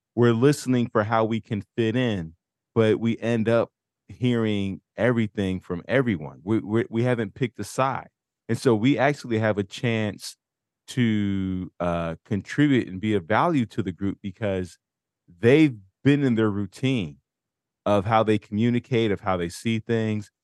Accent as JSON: {"language": "English", "country": "United States"}